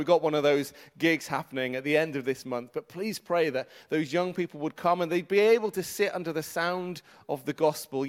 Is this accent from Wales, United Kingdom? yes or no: yes; Mid Wales, United Kingdom; also born or lived in Manchester; now in Cardiff, United Kingdom; I am originally from Mid Wales, was based with the message in Manchester for a number of years, and then I was able to move back to Wales 4.5 years ago